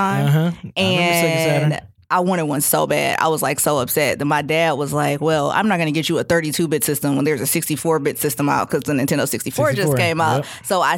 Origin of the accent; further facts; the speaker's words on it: Detroit, Michigan, United States; moved away; I'm from Detroit